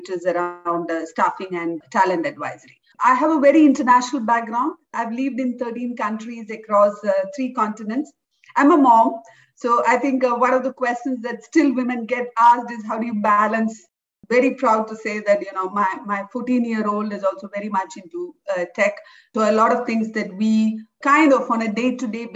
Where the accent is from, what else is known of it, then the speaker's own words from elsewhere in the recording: India; moved away as an adult; also born or lived in Western Europe; I grew up in India in the rural part